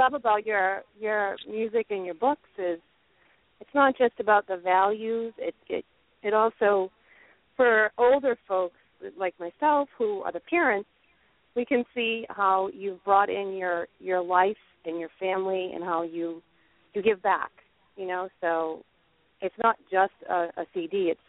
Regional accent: Boston, Massachusetts, United States; Well, I am from Boston.

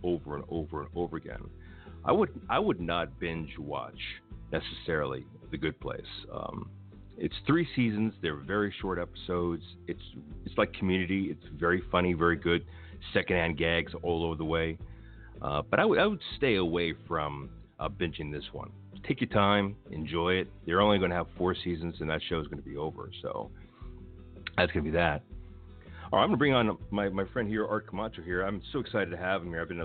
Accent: Los Angeles, California, United States; I grew up around Echo Park near downtown

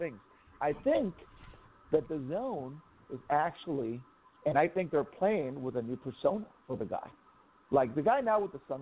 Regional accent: Tijuana, Baja California, Mexico; I grew up in Tijuana. Mexican, born in Mexico

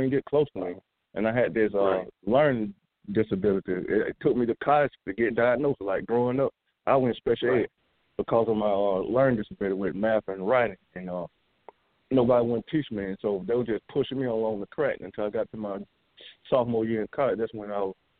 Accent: Greensboro, Georgia, United States; now in Houston, United States; I'm from Greensboro, Georgia. Right now I'm in Houston, Texas.

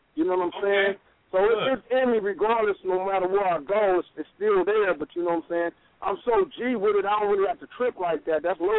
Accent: San Diego, California, United States; I'm from San Diego.

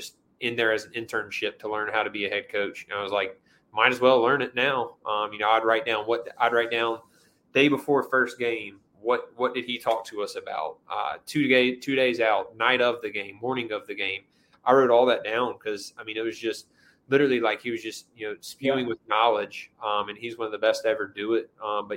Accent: Greenville, North Carolina, United States; I was a starter at my dream school in my hometown at, you know, 18 years old.

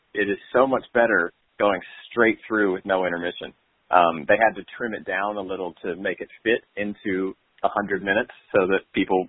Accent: the South, United States; now in New York, United States; when I was a kid growing up in the South

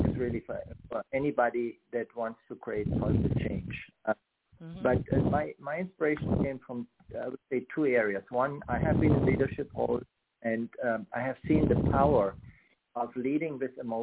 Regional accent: Germany; moved away as an adult; now in United States; I grew up in Germany on the western side

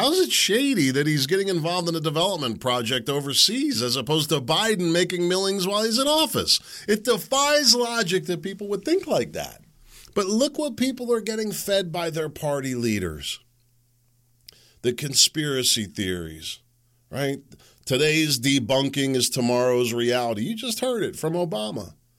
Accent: Chicago, Illinois, United States; I'm from Chicago. Let me tell you the truth.

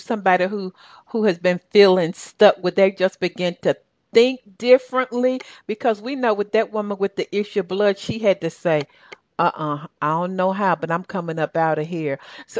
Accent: Southern, United States; accent: Southern; My Australian people, they mark my Southern accent

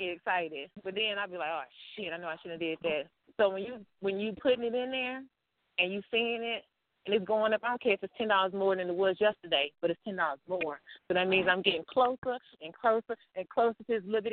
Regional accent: Louisiana, United States; I am from Louisiana

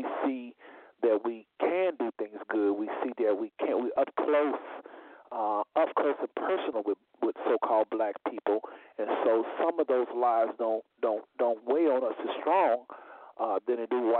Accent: United States; born there; You know, we weren't born in the kingdom. We was born in America in the midst of a very racist society

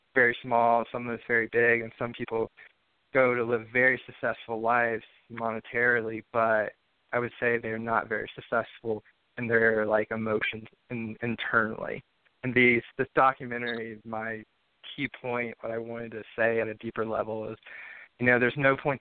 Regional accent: the South, United States; growing up in the South

